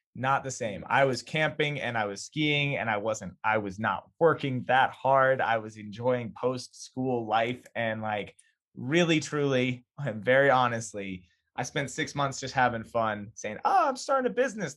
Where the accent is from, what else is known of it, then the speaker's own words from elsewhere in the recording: Boulder area, Colorado, United States; I grew up ten minutes away